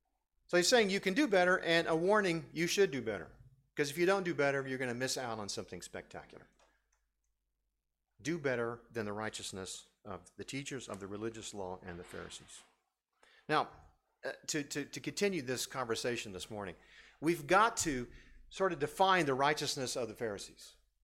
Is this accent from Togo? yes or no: yes; Lomé, Maritime, Togo; I grew up in West Africa, and I've told you this many times where I grew up. Grew up in a city now called Lomé, Togo. In West Africa, it's a small country.